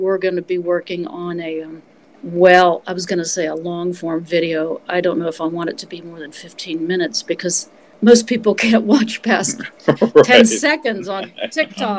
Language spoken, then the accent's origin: English; West Virginia, United States; moved away; also born or lived in New York; I had crazy experiences growing up in West Virginia, as you can imagine, particularly in high school